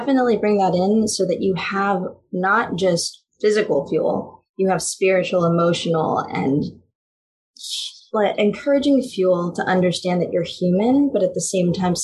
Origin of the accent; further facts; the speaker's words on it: Philippines; as a Filipino